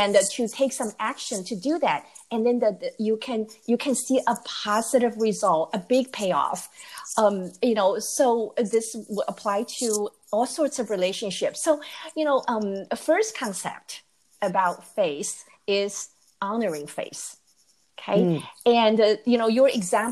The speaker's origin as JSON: {"language": "English", "country": "Taiwan", "tie": "born or raised there", "moved": "as an adult", "lives_now": "United States", "said": "I grew up in Taiwan and I came to the U.S. to go to graduate school"}